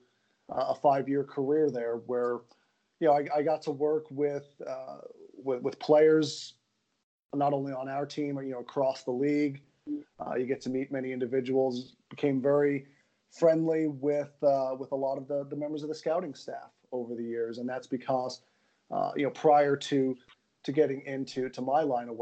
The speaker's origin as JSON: {"language": "English", "town": "New York City", "region": "New York", "country": "United States", "tie": "born or raised there", "said": "I'm a Queens kid"}